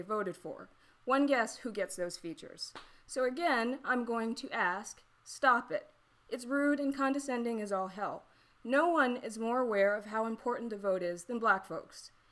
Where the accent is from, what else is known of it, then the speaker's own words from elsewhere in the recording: the South, United States; I'm from the South